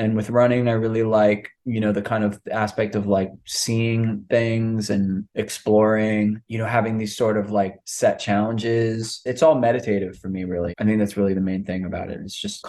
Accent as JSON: {"language": "English", "town": "New York City", "region": "New York", "country": "United States", "tie": "born or raised there", "also_born_or_lived": "Manhattan, New York", "said": "I'm from Rockaway Beach originally, which is like kind of the outer, it's outer part of Queens."}